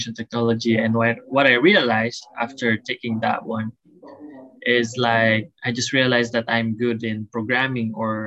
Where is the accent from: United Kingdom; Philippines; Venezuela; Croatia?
Philippines; now in Hawaii, United States; I'm from the Philippines in Manila. Not exactly in Manila, but like really close to Manila, like 3-hour travel away there